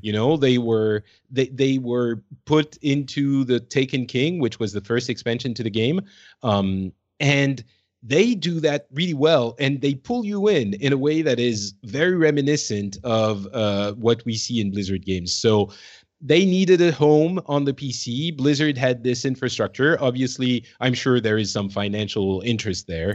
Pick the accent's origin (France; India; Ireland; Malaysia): France; now in Finland; I'm originally from France. I'm currently in Finland